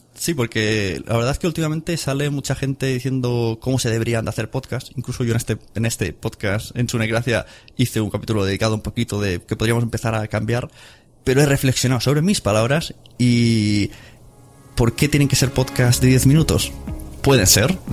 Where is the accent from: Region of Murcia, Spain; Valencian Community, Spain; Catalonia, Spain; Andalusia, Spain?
Catalonia, Spain; soy catalán